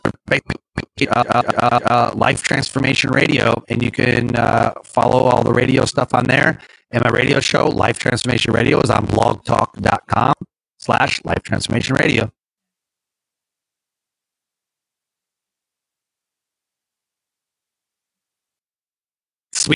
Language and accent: English; Detroit, Michigan, United States; I'm from Detroit